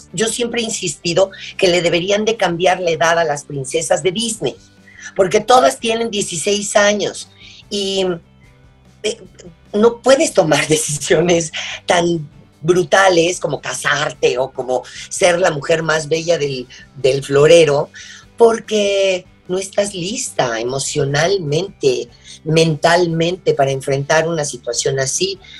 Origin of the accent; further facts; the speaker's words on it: Mexico; soy mexicana